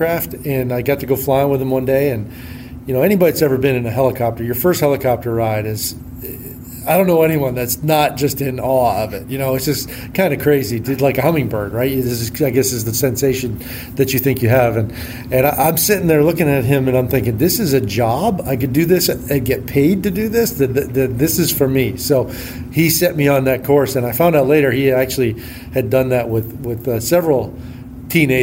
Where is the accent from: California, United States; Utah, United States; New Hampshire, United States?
New Hampshire, United States; northern; moved away; I grew up in New Hampshire, northern New Hampshire, actually, about halfway between Montreal and Boston.